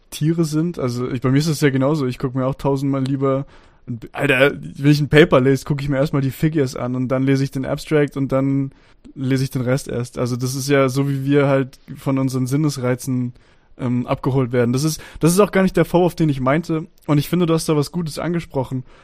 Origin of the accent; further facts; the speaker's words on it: Stuttgart, Baden-Württemberg, Germany; Naja, für mich als Stuttgarter nicht. Alles ab Frankfurt ist Norddeutschland.